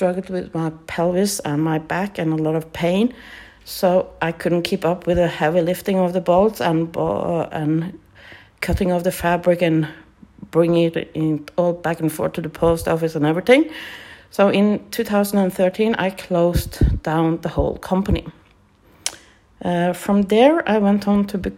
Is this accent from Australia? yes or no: no; Norway; English is a second language; I'm from Norway